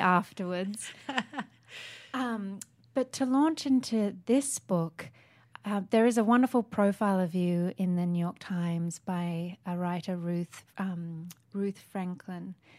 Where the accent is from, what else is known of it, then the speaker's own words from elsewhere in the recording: Sydney, New South Wales, Australia; moved away; I grew up in Sydney